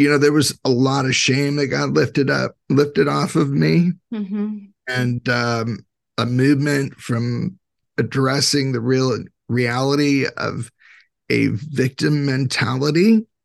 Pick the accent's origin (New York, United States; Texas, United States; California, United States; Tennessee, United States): California, United States; I grew up in California